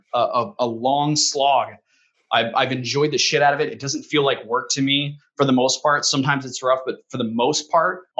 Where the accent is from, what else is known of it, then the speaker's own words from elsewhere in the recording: Colorado, United States; moved away as an adult; now in Phoenix, United States; I was born in Colorado. I lived there for the first 20 years of my life or so